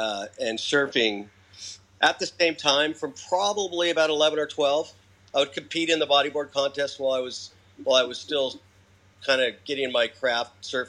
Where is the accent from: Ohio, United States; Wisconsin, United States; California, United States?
California, United States; Oceanside; also born or lived in Vista, California / Carlsbad, California; Well, lived in the North County, San Diego area my whole life. So growing up in Vista, Oceanside, now in Carlsbad.